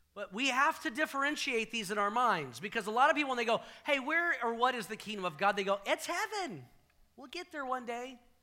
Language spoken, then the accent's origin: English; the South, United States; I grew up in the South